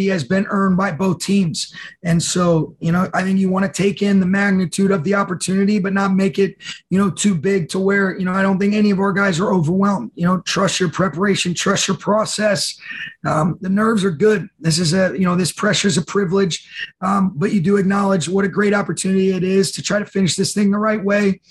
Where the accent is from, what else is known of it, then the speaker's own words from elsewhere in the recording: Dayton, Ohio, United States; now in Los Angeles, United States; I was born in Dayton, Ohio